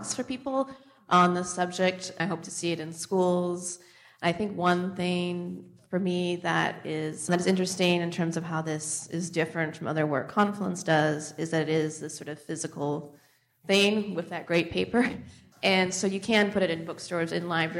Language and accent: English; United States; I grew up quite near the Columbia River